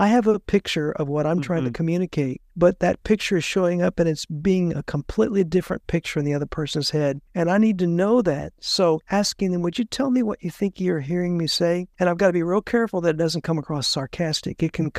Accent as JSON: {"language": "English", "country": "Puerto Rico", "tie": "born or raised there", "said": "I was raised in Puerto Rico. We moved there when I was 10 years old, and they speak Spanish in Puerto Rico, and I had to very quickly learn Spanish."}